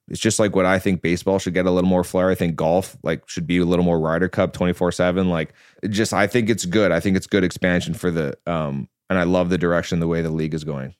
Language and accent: English; Vancouver, British Columbia, Canada; I'm from Vancouver